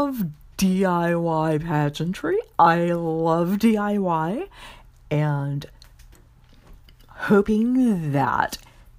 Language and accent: English; Louisiana, United States; Miss Louisiana, my home state